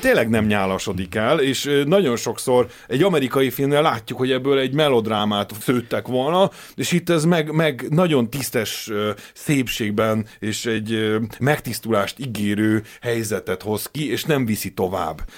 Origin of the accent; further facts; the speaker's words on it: Hungary; mi ugye a Kádár rendszerben nőttünk fel